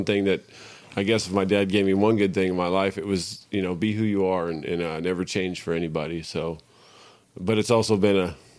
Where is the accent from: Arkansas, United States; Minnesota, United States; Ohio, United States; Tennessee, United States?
Minnesota, United States; Yeah. We came from a dairy from Minnesota. Mm. We lived on a dairy and stuff.